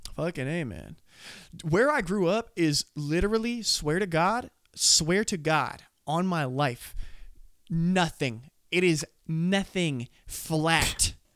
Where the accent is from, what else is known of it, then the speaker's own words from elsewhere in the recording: Scottsbluff, Nebraska, United States; I'm from Nebraska